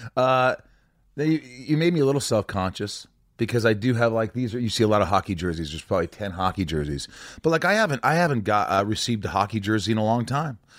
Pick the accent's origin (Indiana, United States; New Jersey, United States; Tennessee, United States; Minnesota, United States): Indiana, United States